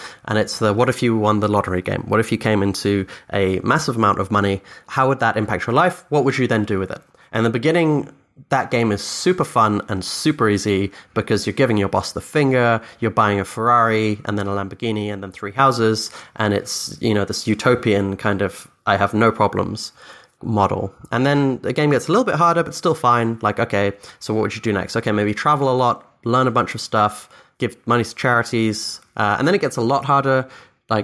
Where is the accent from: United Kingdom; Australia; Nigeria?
United Kingdom; Scotland; born there; first language Dutch; English is a second language; also born or lived in Philippines / Austria / Egypt; So I grew up all over the world. I'm technically English Irish, but I was born in Scotland. My first language is Dutch. I lived in the Philippines for 7 years, Austria for 2 years, Egypt for 3 years.